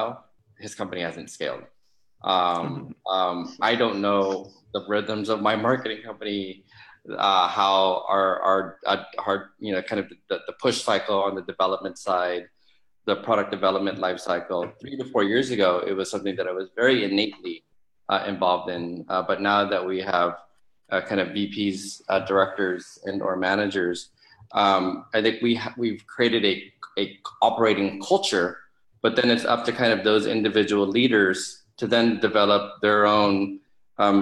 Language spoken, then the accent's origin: English; Philippines; as a Filipino